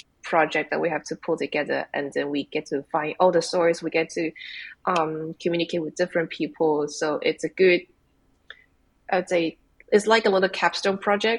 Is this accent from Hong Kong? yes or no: yes; Hong Kong; moved away as an adult; now in Toronto, Canada; I came from Hong Kong. And when I was in Hong Kong, I used to work in commercial galleries